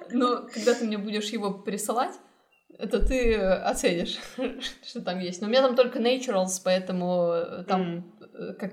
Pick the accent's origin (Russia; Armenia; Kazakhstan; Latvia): Kazakhstan; moved away; also born or lived in Vancouver, Canada; Я уехала из Казахстана в Ванкувер, потом поступила в Исипка.